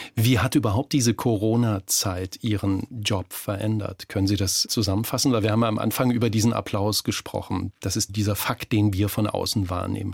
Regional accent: Germany; bei uns in Deutschland

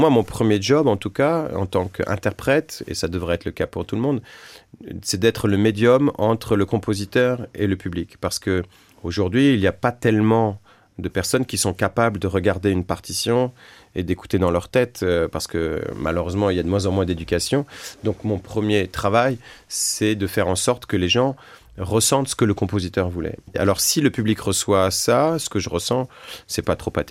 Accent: France; On avait chez nous, en France, une méthode qui s'appelle la méthode rose.

